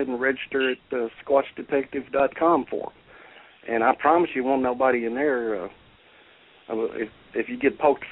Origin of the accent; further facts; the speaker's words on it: Kentucky, United States; I'm from Kentucky. I was born and raised here, and we're raised to be polite.